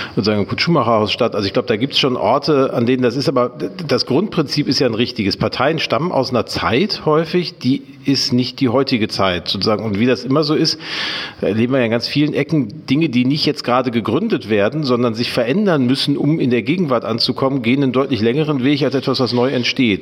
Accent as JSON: {"language": "German", "town": "Gelsenkirchen", "region": "North Rhine-Westphalia", "country": "Germany", "tie": "born or raised there", "also_born_or_lived": "Dortmund", "moved": "as an adult", "lives_now": "Hamburg, Germany", "said": "Ich bin in Gelsenkirchen groß geworden"}